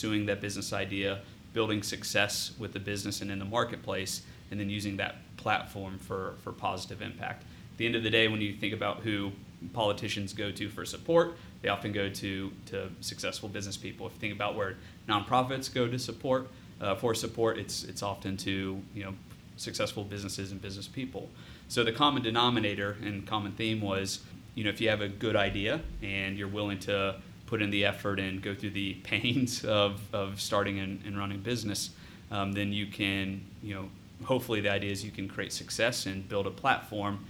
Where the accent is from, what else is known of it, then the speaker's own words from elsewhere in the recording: Bellefontaine, Ohio, United States; I'm born and raised in the Logan County area, which is northwest of Columbus by about 45 minutes. Bell Fountain is the city that I grew up in and actually still live in that area